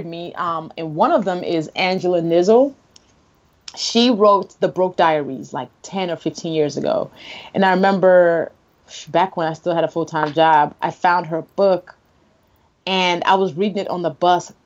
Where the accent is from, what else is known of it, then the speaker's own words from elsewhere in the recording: Nigeria; as a Nigerian